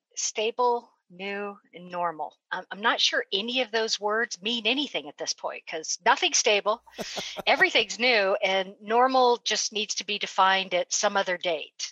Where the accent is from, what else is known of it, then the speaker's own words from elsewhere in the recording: West Coast, United States; moved away; I'm actually originally from the West Coast